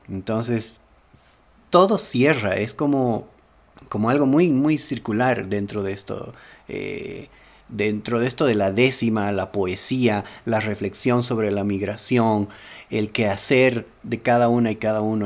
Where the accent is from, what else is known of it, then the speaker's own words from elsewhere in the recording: Bolivia; como boliviano